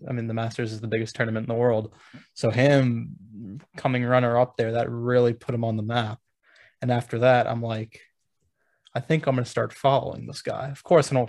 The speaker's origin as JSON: {"language": "English", "town": "Baltimore", "region": "Maryland", "country": "United States", "said": "I'm from the Baltimore area"}